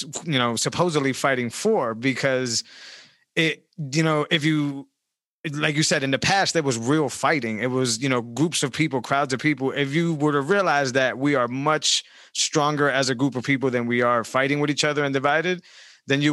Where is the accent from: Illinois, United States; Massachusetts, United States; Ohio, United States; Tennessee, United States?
Massachusetts, United States; Worcester; I grew up in Great Brook Valley.